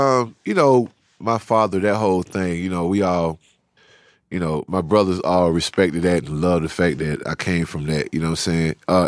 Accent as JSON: {"language": "English", "town": "Savannah", "region": "Georgia", "country": "United States", "lives_now": "Atlanta, United States", "said": "I've always been proud of the fact that we came from Savannah, and my dad was kind of a prodigy when he was younger because he put a record out in his younger days when he was in high school out there."}